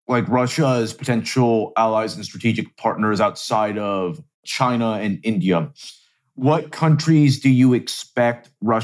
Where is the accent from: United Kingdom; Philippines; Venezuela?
Venezuela; moved away; I'm actually originally from Venezuela